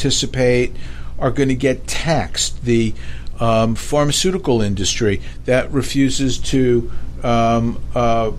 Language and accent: English; New York City, New York, United States; moved away; growing up in New York, I couldn't wait to get out of New York